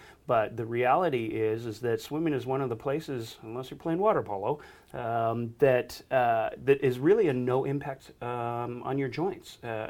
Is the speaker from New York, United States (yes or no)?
yes; Buffalo, New York, United States; I mean, I grew up in Buffalo, New York, and nobody had swimming pools there.